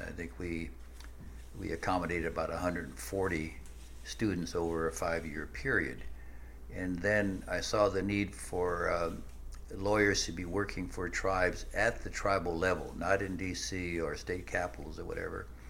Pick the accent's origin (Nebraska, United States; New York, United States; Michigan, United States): Nebraska, United States; I grew up in the midwest and in uh, nebraska